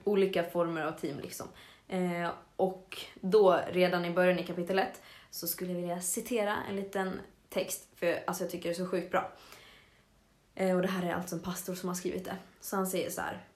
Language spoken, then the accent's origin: Swedish; Avesta, Dalarna County, Sweden; moved away; när jag var hemma i Avesta så snackade jag och Filip, min lillebror